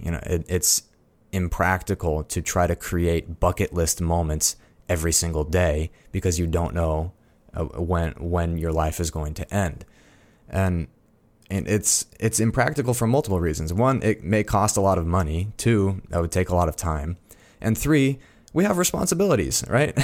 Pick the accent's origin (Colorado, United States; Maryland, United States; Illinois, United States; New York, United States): Colorado, United States; Fort Collins; I am a Coloradan. I'm from Fort Collins and Colorado Springs